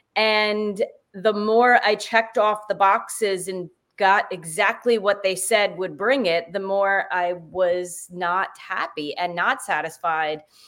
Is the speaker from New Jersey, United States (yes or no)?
yes; New Jersey, United States; I'm from New Jersey